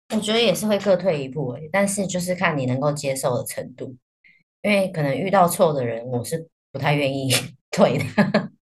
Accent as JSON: {"language": "Chinese", "country": "Taiwan", "said": "我们台湾人"}